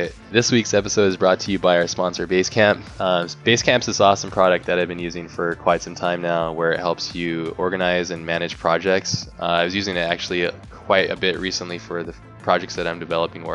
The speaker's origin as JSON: {"language": "English", "country": "United States", "said": "just Americans"}